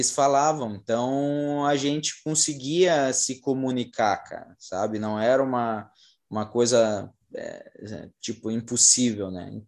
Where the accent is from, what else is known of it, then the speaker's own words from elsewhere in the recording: Brazil; a gente é, é brasileiro, né? A gente é brasileiro